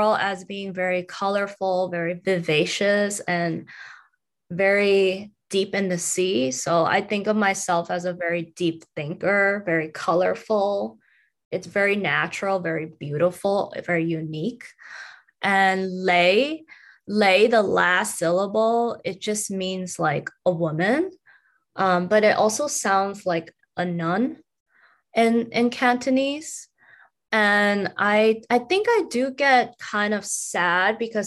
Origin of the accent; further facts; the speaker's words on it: New York City, New York, United States; also born or lived in Guangzhou, China / Los Angeles; I was born in Guangzhou, China. And at the age of 5, I was imported to Los Angeles for 3 years. And then I was imported back to Brooklyn, New York.